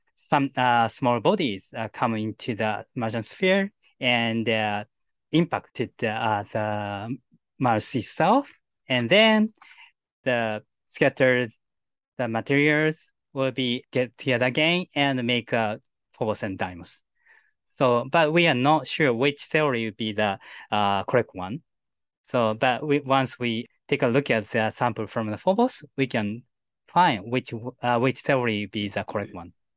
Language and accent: English; Japan; first language Japanese; English is a second language; my native language, Japanese.